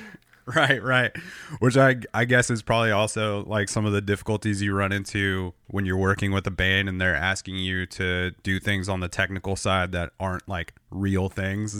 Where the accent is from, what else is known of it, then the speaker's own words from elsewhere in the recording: Southern California, United States; I grew up in Southern California